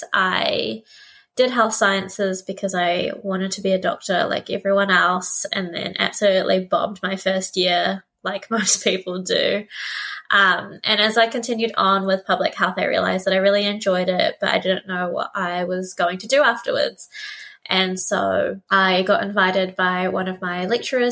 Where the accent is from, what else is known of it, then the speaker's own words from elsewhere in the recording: New Zealand; also born or lived in Philippines / Otorohanga, New Zealand; we moved to New Zealand in the late 90s, and as a Filipino family, we were definitely one of the sort of firsts